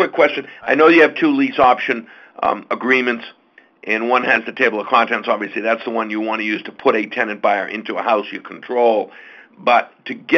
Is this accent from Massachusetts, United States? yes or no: yes; Boston, Massachusetts, United States; Up in the Boston area